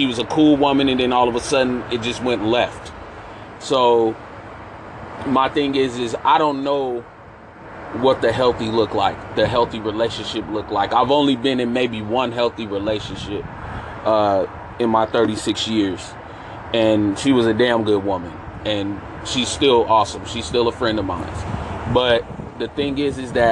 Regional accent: San Francisco, California, United States; I grew up in San Francisco, very cosmopolitan out there.

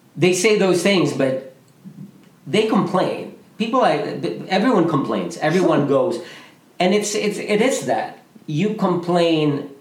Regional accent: Philippines; moved away as an adult; me with other Filipino men, Junix, Robert, uh, Michael Williams, all those guys, we came from the Philippines

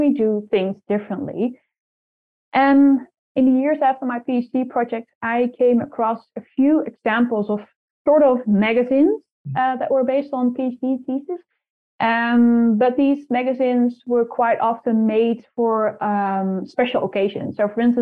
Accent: Netherlands; first language Dutch; English is a second language; I'm from the Netherlands

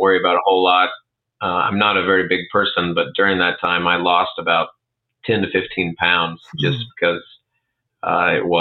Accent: Arthur, Illinois, United States; I grew up in Arthur

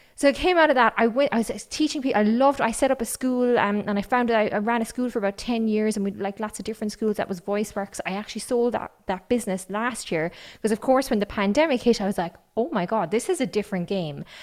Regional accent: County Kerry, Munster, Ireland; accent: Kerry; I have an accent because I grew up on County Kerry and everybody spoke like me there.

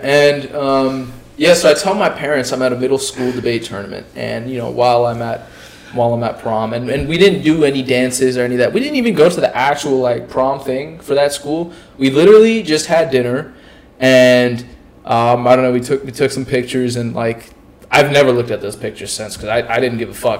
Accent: Pakistan; I'm Pakistani

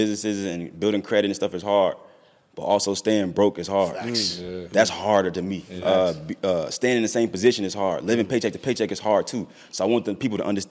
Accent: Chicago, Illinois, United States; I'm from Chicago too

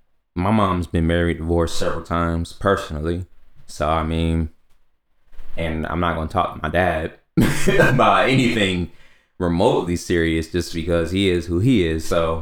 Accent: Orlando, Florida, United States; I'm from Orlando, right? So, I mean, it's very international there.

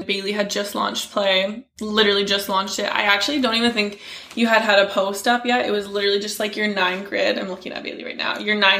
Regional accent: Delta, British Columbia, Canada; I'm 23. I'm born and raised in Vancouver. We all like to say Vancouver. I'm using quotation marks. I'm actually in the suburbs, Delta, if you know where that is, if you're local to the area. Grew up there

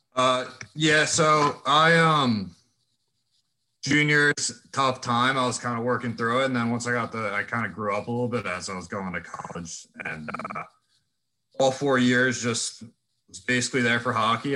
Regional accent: Philadelphia, Pennsylvania, United States; moved away as an adult; now in Indiana, United States; I'm from Philly

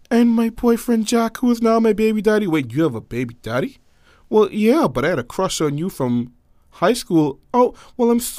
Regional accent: Nassau, New Providence, Bahamas; born there; also born or lived in United States; I was born straight up here, Nassau, Bahamas, man. Nassau. I was born in Nassau, the New Providence, capital of the island. I was born here. Of course, the majority of my childhood was spent back and forth in America.

